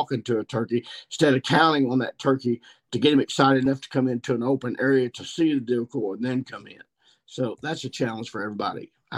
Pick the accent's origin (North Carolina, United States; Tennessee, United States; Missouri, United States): Missouri, United States; I shot two mature gobblers here in my home state of Missouri